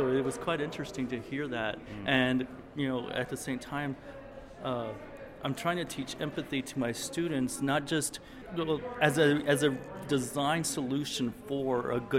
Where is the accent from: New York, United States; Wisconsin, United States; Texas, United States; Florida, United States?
Texas, United States; El Paso; I'm from El Paso, Texas. I teach for the El Paso Community College.